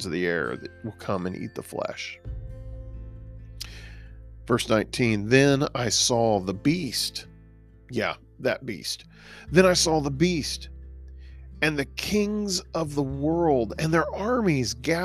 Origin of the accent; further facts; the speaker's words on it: Texas, United States; I'm a Texan.